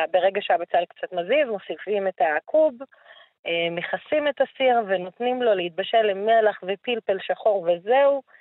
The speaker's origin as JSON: {"language": "Hebrew", "town": "Baqa al-Gharbiyye", "region": "Haifa District", "country": "Israel", "tie": "born or raised there", "said": "שהייתי ילדה קטנה, שהיינו יוצאים, אני מדברת איתך בת חמש, שש, אה, והולכים וקוטפים, היה פה לא רחוק, אני נולדתי בבאקה, אז לא רחוק מבאקה הייתה גבעה כזאת"}